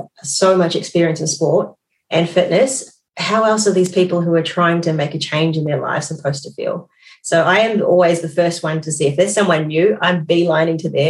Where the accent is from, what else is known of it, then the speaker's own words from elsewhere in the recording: New Zealand; also born or lived in Suva, Fiji; I was born in Suva, Fiji. I moved to New Zealand with my single mum, very young age, 3 months, and I grew up in New Zealand.